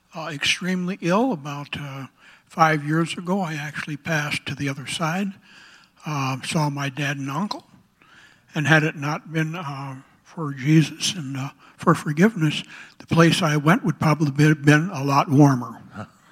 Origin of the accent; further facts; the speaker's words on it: Bismarck, North Dakota, United States; also born or lived in Fargo, North Dakota; I grew up in Bismarck, North Dakota. I've spent pretty much my whole life, uh, in North Dakota.